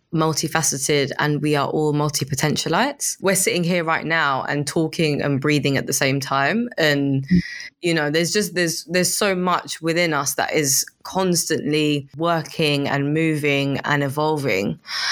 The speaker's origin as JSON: {"language": "English", "town": "Lusaka", "region": "Lusaka Province", "country": "Zambia", "tie": "born or raised there", "moved": "yes", "lives_now": "London, United Kingdom", "said": "I was born in London. I grew up in Zambia, in Lusaka. And then I came back to London. And London's my base"}